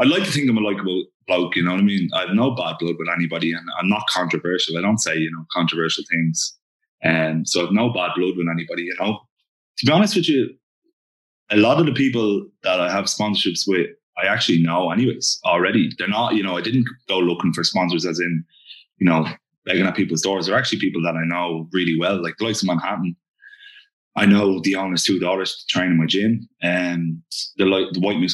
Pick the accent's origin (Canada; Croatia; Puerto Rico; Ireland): Ireland; Dublin, Leinster; That's where I'm from